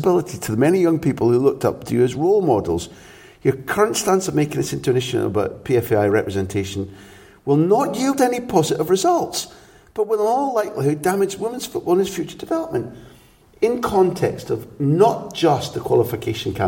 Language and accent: English; Scot, Scotland, United Kingdom; As a Scot